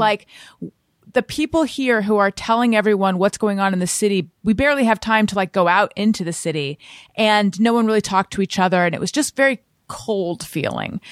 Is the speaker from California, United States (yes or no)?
yes; Orange County, California, United States; moved away as an adult; also born or lived in New York; I grew up in Orange County, California.